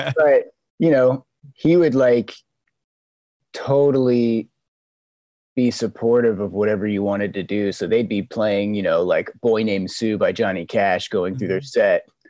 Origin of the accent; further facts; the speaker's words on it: Memphis, Tennessee, United States; moved away as an adult; also born or lived in San Diego / Puerto Rico; now in Los Angeles, United States; I was born in San Diego, but I think I'm from I'm from Memphis, Tennessee. From I lived there for about 15 years